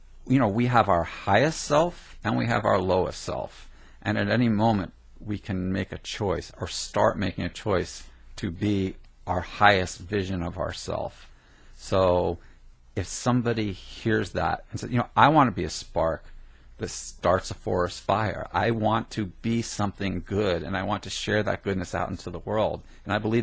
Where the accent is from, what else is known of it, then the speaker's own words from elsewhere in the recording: New Jersey, United States; I grew up in Jersey